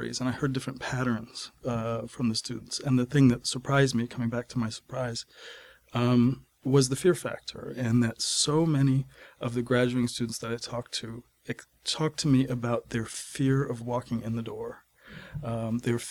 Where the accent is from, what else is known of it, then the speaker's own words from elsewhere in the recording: Maine, United States; I'm working in my home state of Maine is central Maine